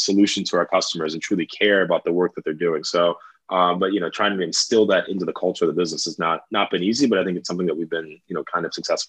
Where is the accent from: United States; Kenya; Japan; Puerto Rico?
Kenya; And so I think like for us, not only being Kenyan